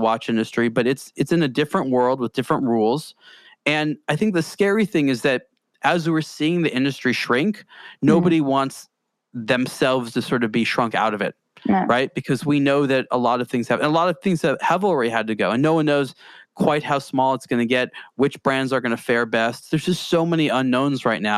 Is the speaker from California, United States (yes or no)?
yes; California, United States; I'm American. I'm from California.